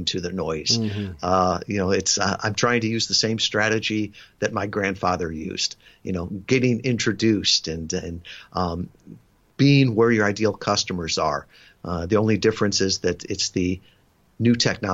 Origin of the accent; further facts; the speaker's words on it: suburb of Chicago, the Midwest, Illinois, United States; moved away as an adult; I was born in the Midwest, suburb of Chicago. I had never been more than 100 miles from my hometown